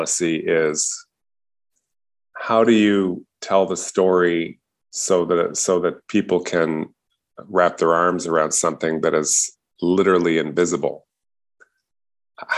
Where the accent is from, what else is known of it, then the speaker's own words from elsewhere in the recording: Canada; also born or lived in Montreal, Quebec / Richmond Hill, Ontario; I grew up in Montreal. And then in suburban Toronto and Richmond Hill